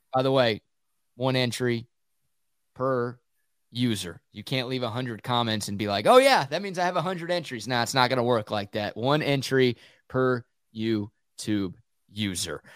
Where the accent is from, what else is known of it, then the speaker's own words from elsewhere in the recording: Dallas–Fort Worth Metroplex, Texas, United States; It's a couple of brothers I grew up with in the Metroplex